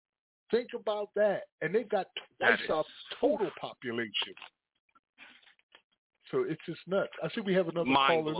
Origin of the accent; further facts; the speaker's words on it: Paterson, New Jersey, United States; also born or lived in Manhattan, New York; I grew up in Paterson, New Jersey myself, and New York was considered our sister state.